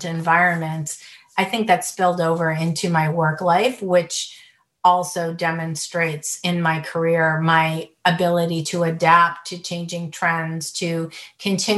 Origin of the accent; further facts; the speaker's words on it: United States; also born or lived in Beirut, Lebanon; I grew up mostly in the United States